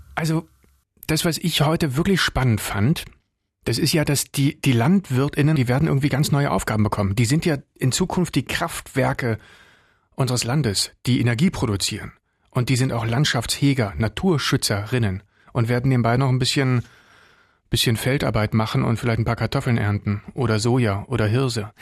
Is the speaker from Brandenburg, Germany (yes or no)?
yes; Brandenburg, Germany; bei uns in Brandenburg